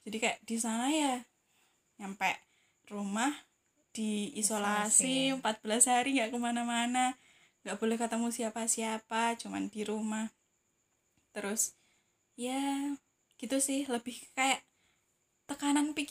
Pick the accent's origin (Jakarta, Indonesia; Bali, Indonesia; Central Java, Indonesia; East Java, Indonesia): East Java, Indonesia; Ngawi; now in Semarang, Indonesia; memutuskan untuk pulang ke tempat asalku di Ngawi gitu